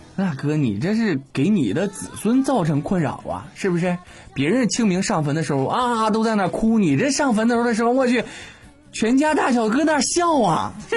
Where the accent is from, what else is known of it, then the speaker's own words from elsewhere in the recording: China; 身为中国人